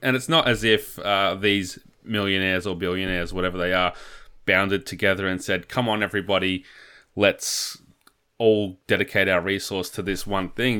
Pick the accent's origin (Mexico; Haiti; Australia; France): Australia; as an Australian